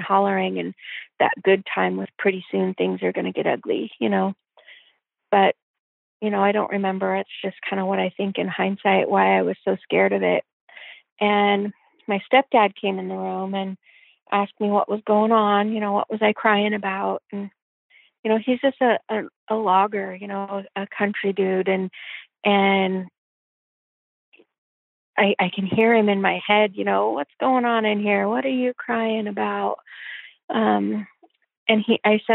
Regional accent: Olympia, Washington, United States; also born or lived in Yelm, Washington; I was born in Olympia, Washington in 1973, June 1973

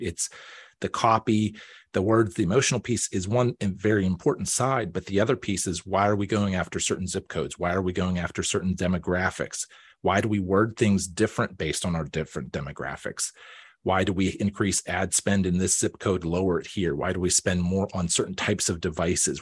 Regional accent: Pittsburgh, Pennsylvania, United States; moved away as an adult; also born or lived in Erie, Pennsylvania / Baltimore / Washington, D.C.; I was born here, um, I grew up out in Beaufort County

